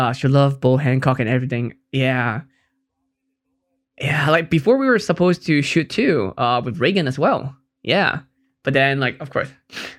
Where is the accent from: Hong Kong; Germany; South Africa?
Hong Kong; I'm from Hong Kong, so that's why it's a big thing in Asia.